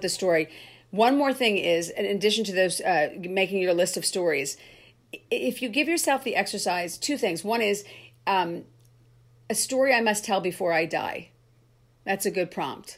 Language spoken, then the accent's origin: English; Cherry Hill, New Jersey, United States; moved away; my hometown I played, which was fun, Cherry Hill, New Jersey